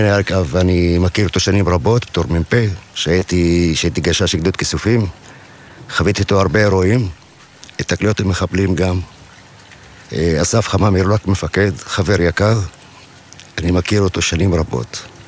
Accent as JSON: {"language": "Hebrew", "region": "Southern District", "country": "Israel", "tie": "born or raised there", "said": "גדלתי פה"}